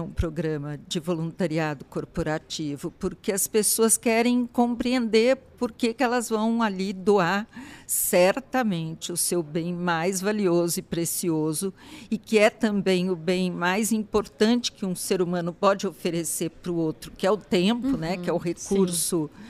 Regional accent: Brazil; é uma forma de eu estar atuando como cidadão, como brasileiro

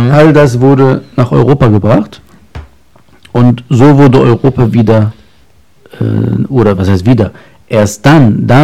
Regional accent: Lebanon; born there; ich bin Mensch, aber äh, ich bin ja in Libanon geboren.

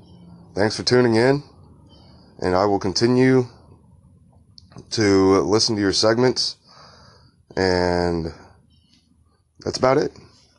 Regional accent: San Diego, California, United States; now in Arkansas, United States; I'm from San Diego. They were San Diego at one point. Now I live in Arkansas

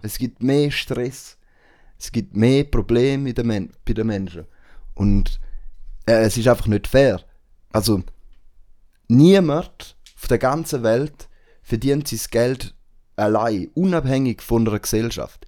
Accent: Switzerland; bei uns in der Schweiz

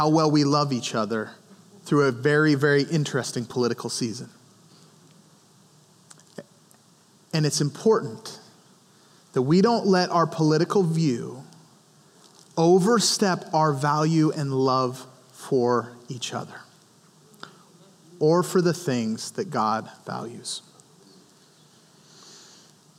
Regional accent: Montana, United States; I grew up in Montana where we hunted and all of those kinds of things

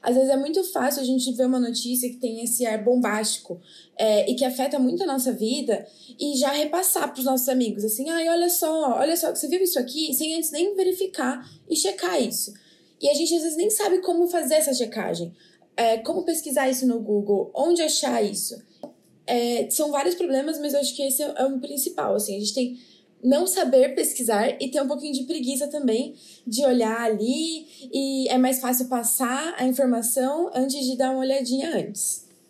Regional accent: São Paulo, Brazil; now in Petrolina, Brazil; sou de São Paulo

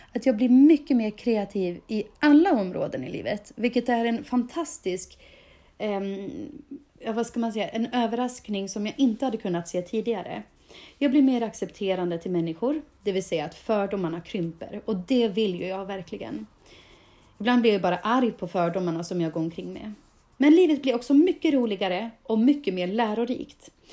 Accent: Dalarna County, Sweden; min etikett som jag gärna bär med mig med stolthet som Dalkulla

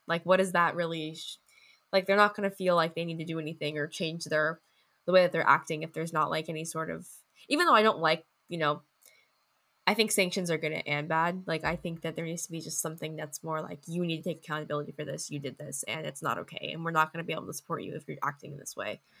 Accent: United States; as an American

